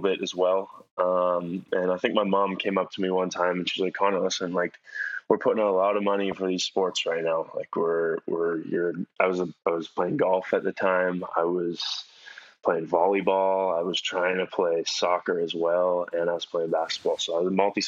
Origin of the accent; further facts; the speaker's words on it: Victoria, British Columbia, Canada; moved away as an adult; now in Badalona, Spain; I grew up in Victoria, went to Frank Hobbs Elementary School